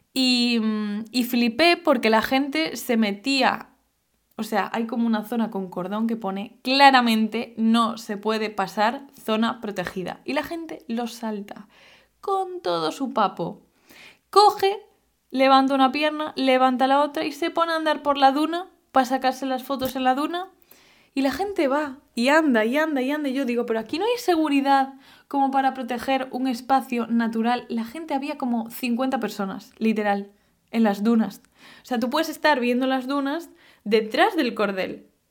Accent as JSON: {"language": "Spanish", "region": "Galicia", "country": "Spain", "said": "yo vengo de Galicia"}